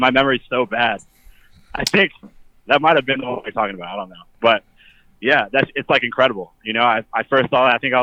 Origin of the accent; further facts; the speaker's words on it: Frederick, Maryland, United States; I'm from Frederick, Maryland